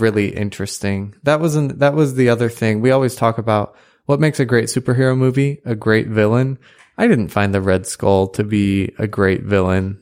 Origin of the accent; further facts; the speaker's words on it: United States; as an American